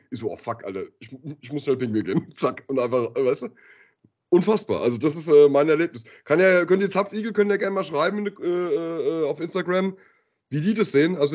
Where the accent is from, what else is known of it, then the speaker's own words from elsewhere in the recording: Höchst, Hesse, Germany; ich bin ja in Höchst groß geworden, ne? wenn du jetzt, äh, also in Genhausen Höchst